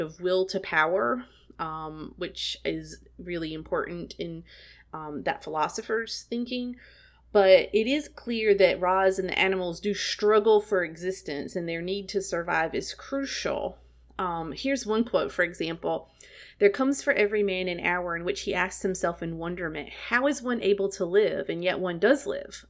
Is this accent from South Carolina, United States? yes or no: yes; South Carolina, United States; That's how I grew up. I'm from South Carolina, and uh, it's just what we say there.